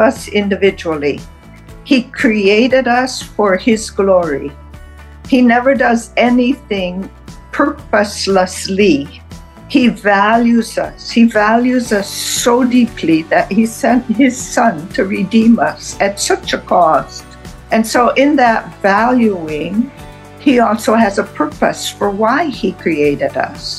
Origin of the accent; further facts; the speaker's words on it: Wisconsin, United States; I was born in Wisconsin, the middle child of five